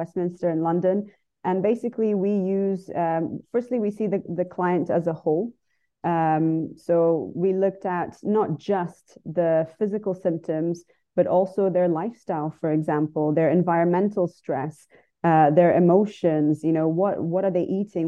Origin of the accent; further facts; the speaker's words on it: Dubai, United Arab Emirates; also born or lived in Brazil / United Kingdom; I lived there till I was five, and then we moved here to Dubai when I was five. So I grew up here, but I was born in Brazil.